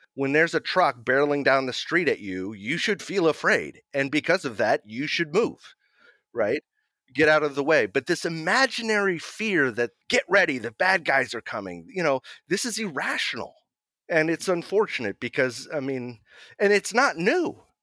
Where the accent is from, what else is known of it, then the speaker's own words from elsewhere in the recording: Mill Valley, California, United States; I'm in my hometown of Mill Valley, California. It's just north of San Francisco